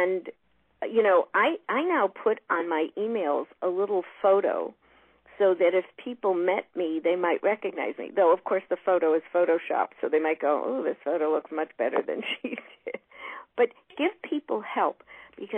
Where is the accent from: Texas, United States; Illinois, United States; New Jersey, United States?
Illinois, United States; Chicago; I'm from Chicago